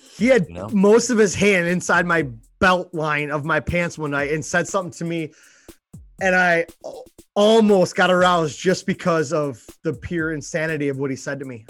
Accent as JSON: {"language": "English", "town": "Buffalo", "region": "New York", "country": "United States", "said": "we're from Buffalo"}